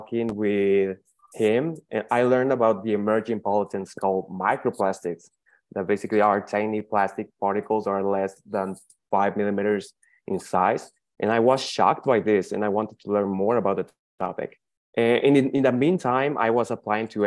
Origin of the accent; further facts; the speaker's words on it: Hermosillo, Sonora, Mexico; I'm from the northwestern region of Mexico, from the beautiful state of Sonora. My city, that is Hermosillo